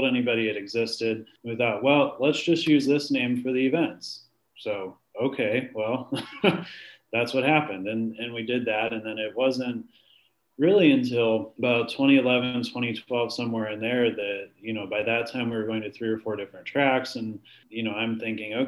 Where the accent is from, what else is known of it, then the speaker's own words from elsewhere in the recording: Canton, Ohio, United States; we're headquartered out of Canton, Ohio. That's where I'm from